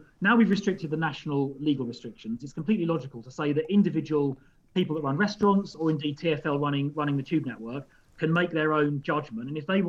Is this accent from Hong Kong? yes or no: no; London, United Kingdom; And as I say, as a Londoner, I respect that.